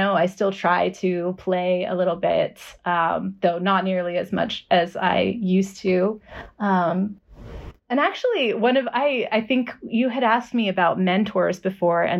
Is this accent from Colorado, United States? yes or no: yes; Boulder, Colorado, United States; now in Austin, United States; I grew up in Boulder, Colorado